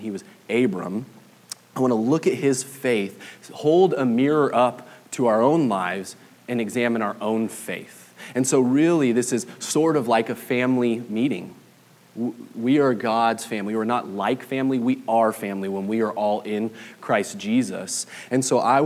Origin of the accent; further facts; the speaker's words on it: Southern California, United States; moved away as an adult; now in Flower Mound, United States; I'm originally from Southern California. We've been in Texas for 3 years now